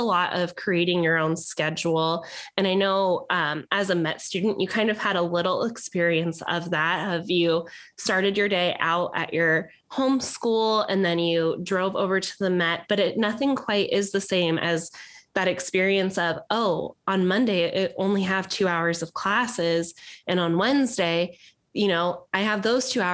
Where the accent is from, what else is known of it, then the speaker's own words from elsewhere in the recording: the Valley, Arizona, United States; growing up in the Valley